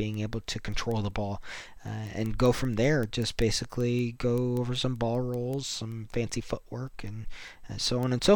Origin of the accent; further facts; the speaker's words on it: United States; I'm super happy being an American